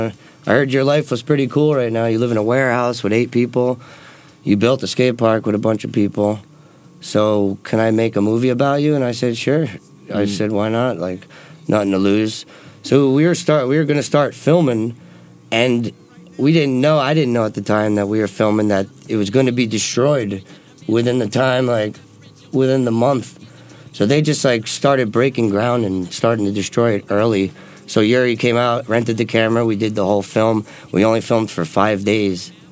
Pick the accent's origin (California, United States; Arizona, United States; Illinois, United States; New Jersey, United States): New Jersey, United States; Kearny; moved away as an adult; also born or lived in Newark, New Jersey; I was born and raised in Kearney, New Jersey.